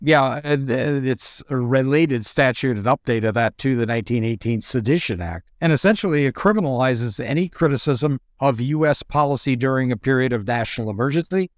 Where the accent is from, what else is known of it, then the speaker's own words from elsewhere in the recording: United States; I'm an American